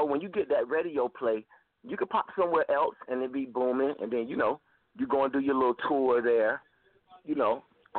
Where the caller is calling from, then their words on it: High Point, North Carolina, United States; I'm calling from High Point, North Carolina.